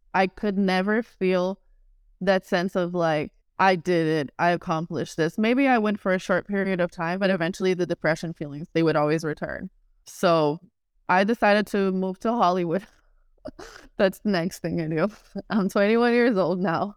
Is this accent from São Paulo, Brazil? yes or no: no; Rio de Janeiro, Brazil; I was born in Rio de Janeiro, Brazil, in a show business family.